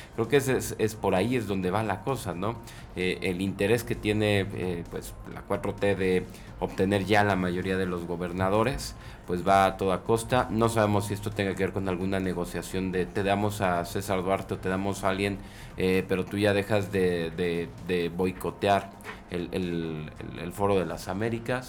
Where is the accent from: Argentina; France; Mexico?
Mexico; nosotros como mexicanos